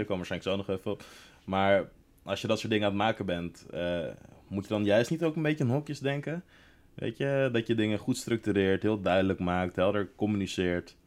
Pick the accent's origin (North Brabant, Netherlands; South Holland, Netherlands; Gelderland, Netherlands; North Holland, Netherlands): North Holland, Netherlands; Laren; ik kom natuurlijk ook uit Laren.